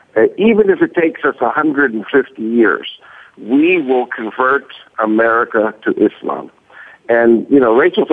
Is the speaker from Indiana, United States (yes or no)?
no; Long Island, New York, United States; moved away as an adult; also born or lived in Flushing, New York; now in Israel; I was born in 1949 and in Flushing, New York, And I was raised in Long Island